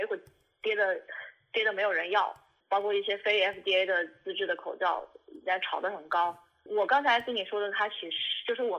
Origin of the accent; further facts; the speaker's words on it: Wuhan, Hubei, China; 我是武汉的医生，我也是武汉人，我在武汉学了八年的医